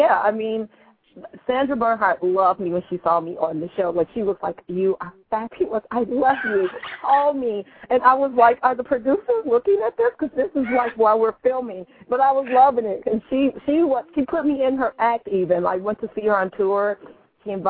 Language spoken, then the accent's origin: English; Chicago, Illinois, United States; moved away; I am from the Chi, 312.